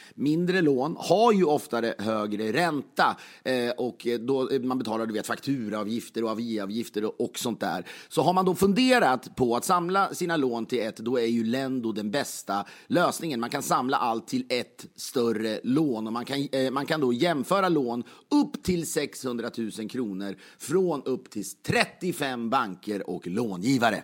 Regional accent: Sweden; som svensk

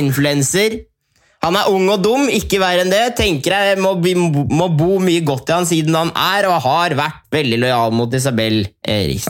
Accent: Norway; now in Sweden; folk hjemme i Norge

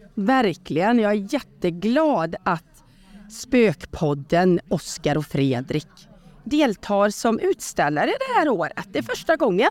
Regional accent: Borås, Västra Götaland, Sweden; hade jag min första mässa i Borås eftersom jag är från Borås

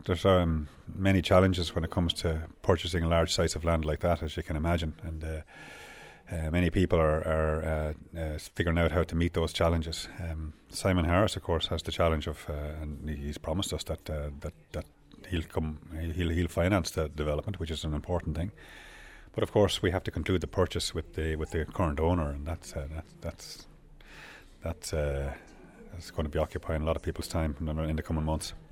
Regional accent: Oulart, Leinster, Ireland; I'm from Howard.

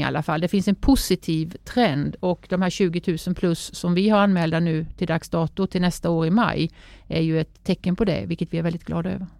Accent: Sävsjö, Jönköping County, Sweden; hemma i Sävsjö där jag är uppvuxen

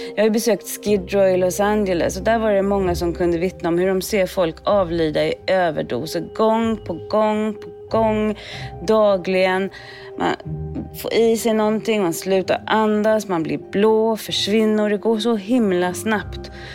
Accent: Sweden; moved away as an adult; now in United States; jag är uppvuxen i Sverige

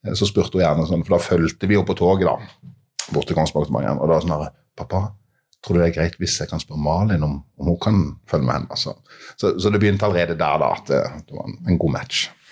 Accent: Mandal, Agder, Norway; i Mandal, eh, min hjemby

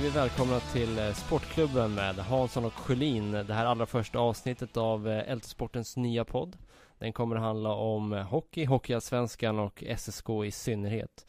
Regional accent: Södertälje, Stockholm County, Sweden; Jag växte upp i eh, Lina och eh, Brunsäng

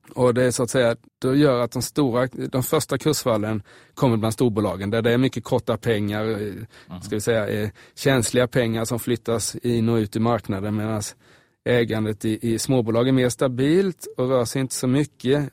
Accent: Småland, Sweden; moved away; mina hemtrakter där i Småland

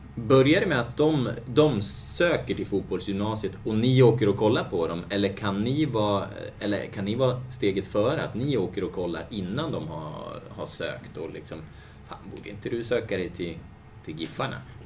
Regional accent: Hudiksvall, Gävleborg County, Sweden; jag kommer från Hudik

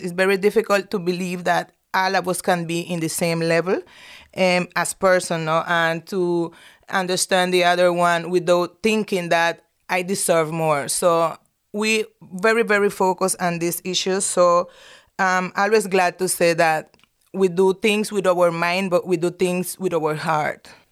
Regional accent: Nicaragua; I'm from Nicaragua

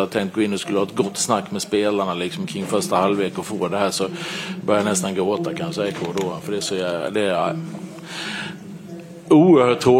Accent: Sweden; som svensk så blir man, nej, jag är jätteledsen.

